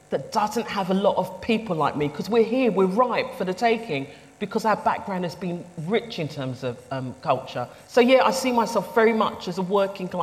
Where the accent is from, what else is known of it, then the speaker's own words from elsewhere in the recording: London, United Kingdom; I grew up in the East End of London on a housing estate